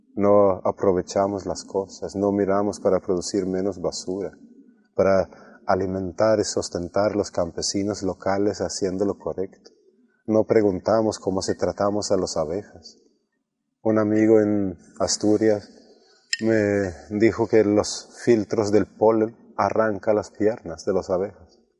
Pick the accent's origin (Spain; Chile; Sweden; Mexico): Sweden; un norte europeo sueco como yo